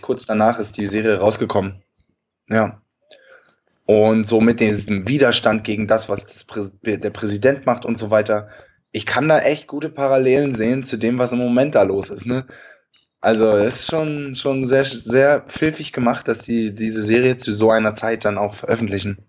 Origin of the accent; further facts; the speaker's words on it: Germany; bei uns in Deutschland